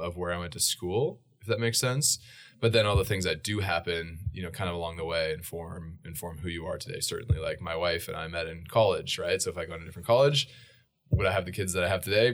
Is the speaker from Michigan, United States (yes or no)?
no; Boise, Idaho, United States; also born or lived in Portland, Oregon; I was born in Boise, Idaho, uh, and then we moved at age three to Portland, Oregon for four years.